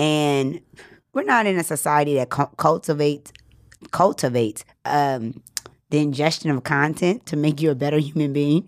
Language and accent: English; New Orleans, Louisiana, United States; now in Los Angeles, United States; I grew up in New Orleans